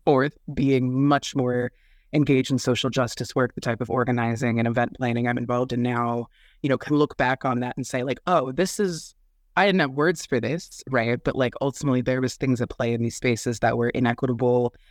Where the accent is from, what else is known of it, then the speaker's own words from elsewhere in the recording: Midwest, United States; from the Midwest, born and raised